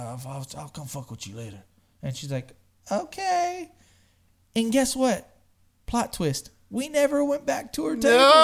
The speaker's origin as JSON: {"language": "English", "town": "Smithville", "country": "United States", "said": "I'm from Smithville."}